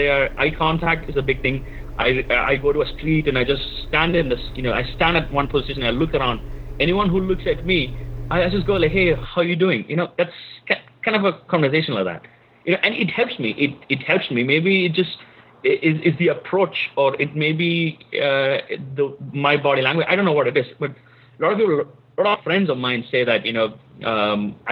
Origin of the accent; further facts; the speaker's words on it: Kerala, India; moved away as an adult; now in San Francisco, United States; it's my own, you know, my hometown. So I speak the language. I speak Malayalam